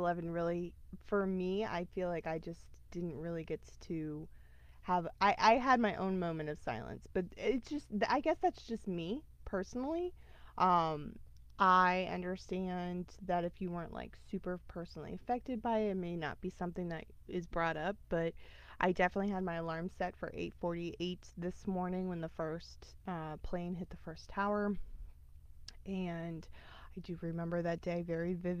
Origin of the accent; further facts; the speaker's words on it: United States; as a American living in America